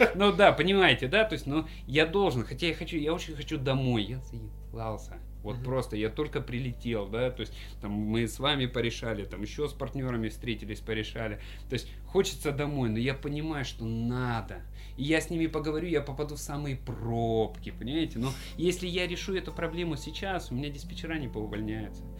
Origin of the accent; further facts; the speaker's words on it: Stavropol Krai, Russia; в Ставропольском крае, откуда я родом